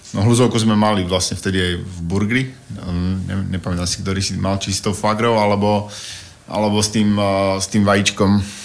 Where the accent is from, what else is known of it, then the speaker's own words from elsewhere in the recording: Slovakia; Slovensko, no, tak som Slovák